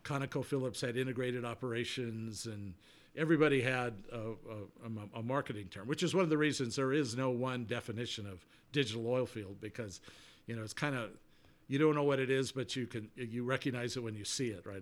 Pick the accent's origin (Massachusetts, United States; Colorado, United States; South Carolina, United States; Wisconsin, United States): Colorado, United States; Colorado Springs; moved away as an adult; also born or lived in Houston / New Orleans; we moved from Houston to Colorado Springs, which is my hometown